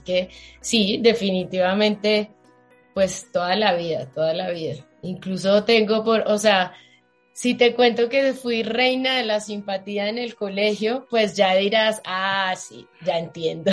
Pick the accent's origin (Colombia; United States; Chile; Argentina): Colombia; Manizales, Caldas; moved away as an adult; now in Bogotá, Colombia; no soy de Bogotá, soy de Manizales